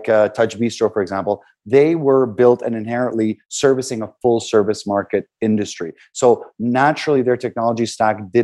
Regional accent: Canada; we're from Canada

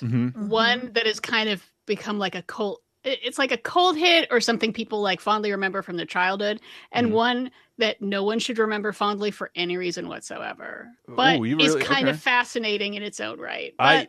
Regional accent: United States; Yes, I'm an American Jew.

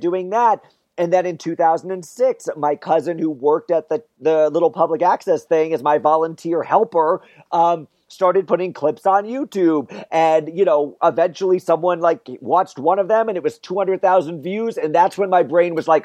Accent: Wallingford, Connecticut, United States; So I grew up in Central Connecticut, about halfway between Hartford and New Haven.

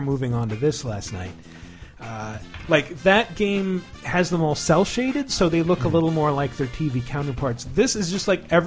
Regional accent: Eastern Washington State, United States; I grew up in Eastern Washington State

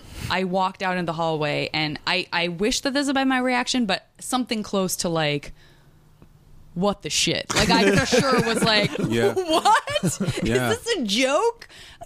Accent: Tucson, Arizona, United States; And I'm from Tucson

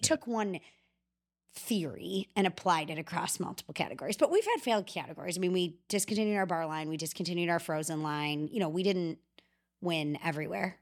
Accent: Chicago, Illinois, United States; I'm from Chicago

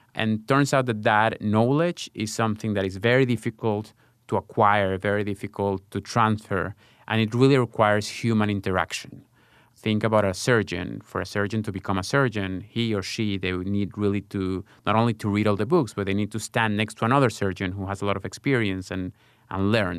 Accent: Caracas, Capital District, Venezuela; moved away as an adult; also born or lived in Israel; I grew up in Caracas, Venezuela, a developing country

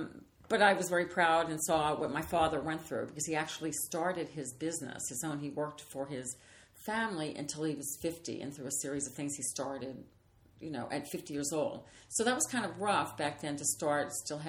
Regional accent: New Orleans, Louisiana, United States; I always kid because I'm from New Orleans. So I'd say it was something in my mother's gumbo.

